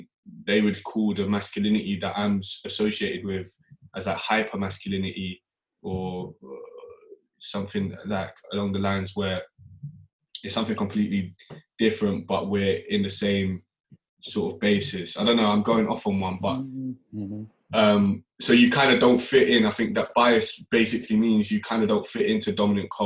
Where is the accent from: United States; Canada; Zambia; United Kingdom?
United Kingdom; London; I grew up in South London, and a lot of how I talk, how I speak, what I am interested in comes from like how I grew up.